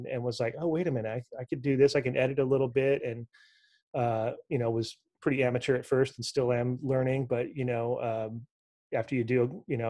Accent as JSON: {"language": "English", "region": "Southern California", "country": "United States", "tie": "born or raised there", "said": "growing up in SoCal and working in television"}